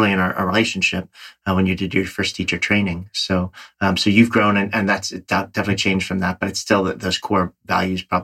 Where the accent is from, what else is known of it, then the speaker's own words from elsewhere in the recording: New York, United States; I'm a New Yorker